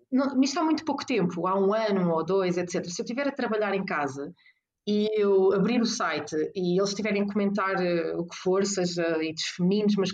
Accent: Porto, Porto District, Portugal; Mel, e como eu sou do Porto, acabou por ser eh, ter uma simbologia diferente

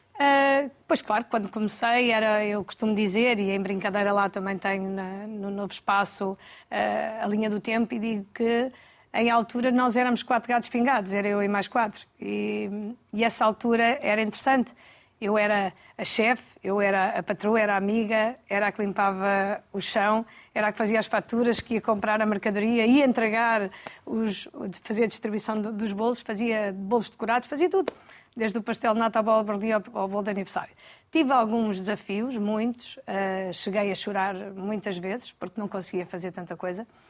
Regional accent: Alcobaça, Leiria District, Portugal; Nasci em Alcobaça, uhum. uh, onde vivemos também

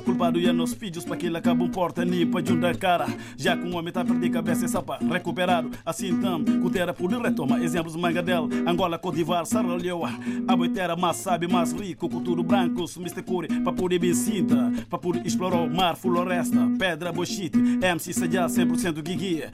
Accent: Guinea-Bissau; o que está a passar na minha terra, que é para mim a melhor terra do mundo, Guiné-Bissau

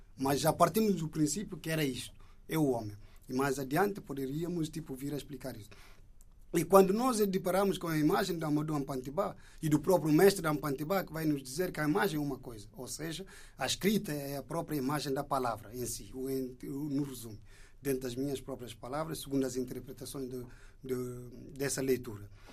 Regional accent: Indonesia; now in Portugal; enquanto indonésio que está aqui de passagem

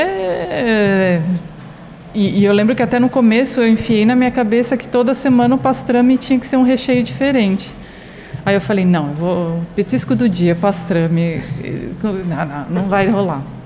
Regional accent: São Paulo, Brazil; moved away; Eu sou de São Paulo

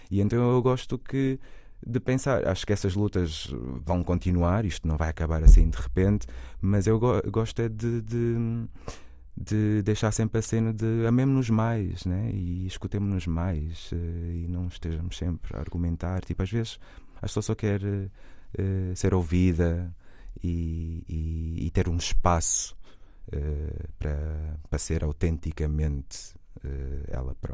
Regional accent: Portugal; born there; Ai, não, eu nasci em Portugal, eu tenho que ir para lá, que é o meu país, é onde ficou o meu cordão umbilical

